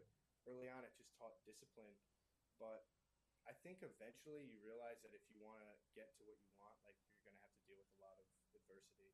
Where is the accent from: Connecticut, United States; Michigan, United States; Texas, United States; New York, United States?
Connecticut, United States; moved away as an adult; now in Arizona, United States; I'm from Connecticut originally, so I actually only moved out here 4 years ago.